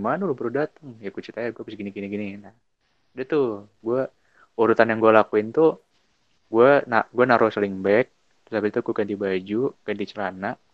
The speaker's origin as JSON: {"language": "Indonesian", "town": "Bekasi", "region": "West Java", "country": "Indonesia", "said": "gua tuh orang Bekasi"}